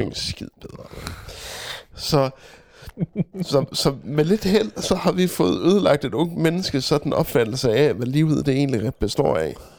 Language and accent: Danish; Denmark; vi danskere